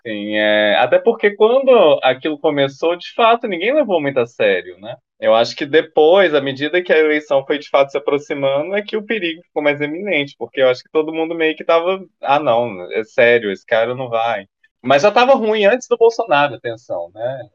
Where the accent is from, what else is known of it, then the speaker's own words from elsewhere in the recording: Governador Valadares, Minas Gerais, Brazil; moved away as an adult; also born or lived in Belo Horizonte, Brazil; now in Porto, Portugal; sou de uma cidade no interior de Minas Gerais chamada Governador Valadares